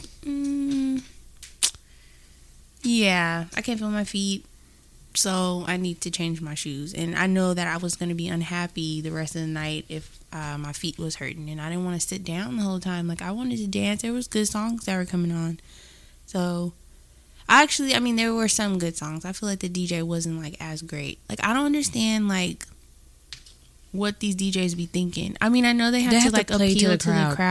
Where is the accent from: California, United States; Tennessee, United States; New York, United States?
California, United States; the Bay Area; we're from the Bay